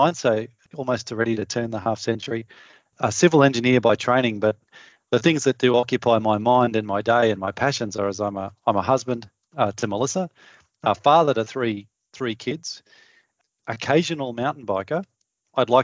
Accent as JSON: {"language": "English", "town": "Townsville", "region": "Queensland", "country": "Australia", "tie": "born or raised there", "said": "I grew up in Townsville, which is regional North Queensland."}